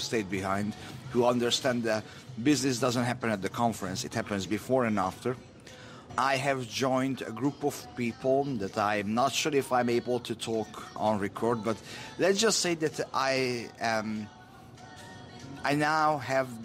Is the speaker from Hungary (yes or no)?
yes; Hungary; now in Sweden; I was born in Eastern Europe, in Hungary